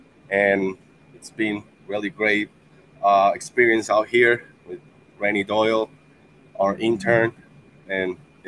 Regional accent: Venezuela; now in Pennsylvania, United States; We come from Pennsylvania. My main country is Venezuela.

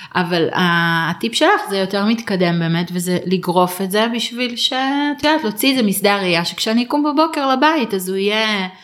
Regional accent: Israel; אנחנו ישראלים

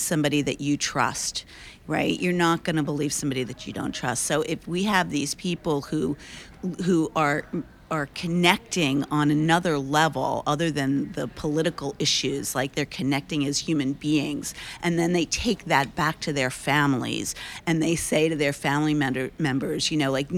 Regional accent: New York, United States; we're all from New York

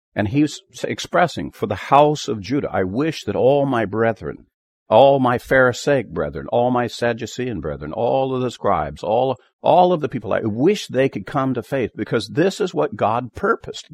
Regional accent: Dickinson County, Kansas, United States; I was born in Dickerson County, Kansas

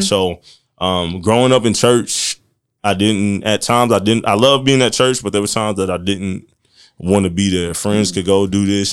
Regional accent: Marion, Indiana, United States; I grew up here in Marion. I've been here thirty-one years

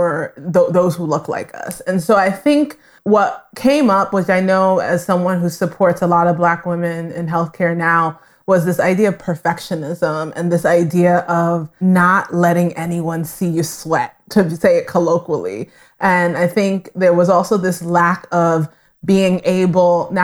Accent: New York City, New York, United States; I grew up in Brooklyn and then was raised in Queens, New York

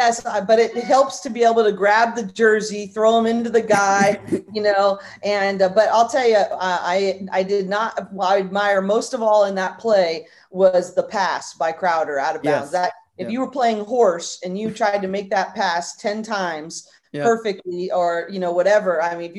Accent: Northern California, United States; I grew up in Northern California.

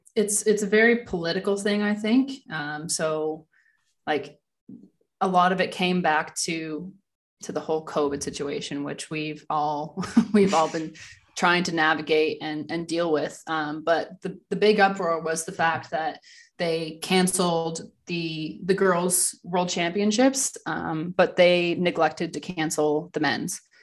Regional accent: Ranford, Ontario, Canada; moved away as an adult; now in Germany; I'm originally from Ranford, Ontario. So I, I grew up there

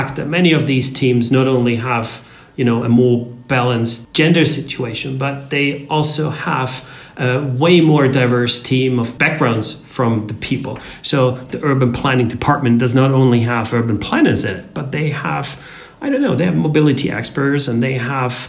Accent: Austria; I come from Austria, which is located in the center of Europe, rather conservative

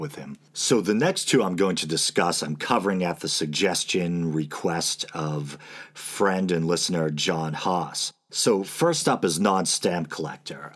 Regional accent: New England, United States; accent: New England; my New England accent

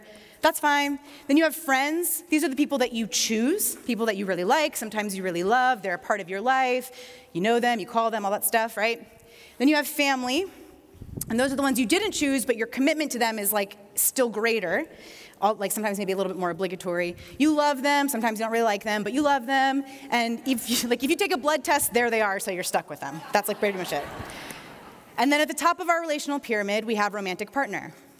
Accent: East Coast, United States; I grew up on the East Coast. My family moved around a lot.

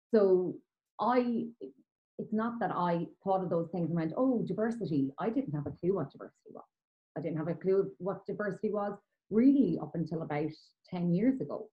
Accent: Kilkenny, Leinster, Ireland; I was growing up in Kilkenny in Ireland

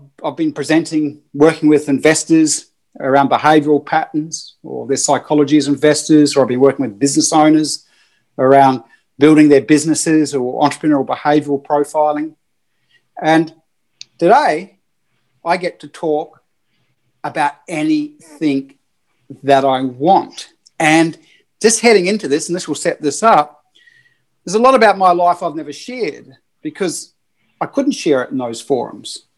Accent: New Zealand; I'm a Kiwi

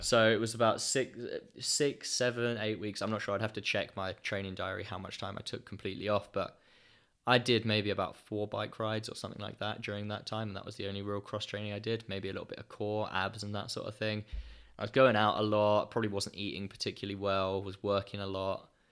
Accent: Ipswich, East of England, United Kingdom; running on the roads around Ipswich in my hometown

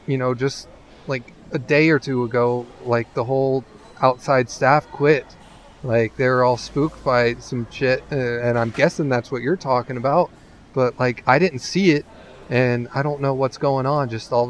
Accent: California, United States; Like, you know, I grew up in California.

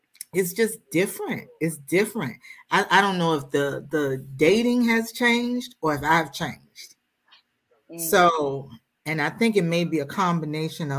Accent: Richmond, Virginia, United States; now in Capitol Heights, United States; I am a native from Richmond, Virginia.

